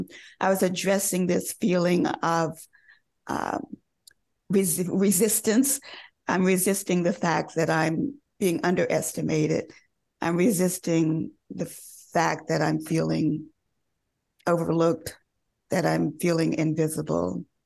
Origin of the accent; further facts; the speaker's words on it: the South, United States; And also, you know, early on, again, growing up in the South, we all like had music lessons.